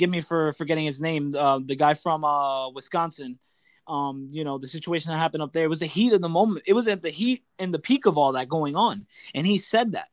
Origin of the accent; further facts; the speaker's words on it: Puerto Rico; I'm Puerto Rican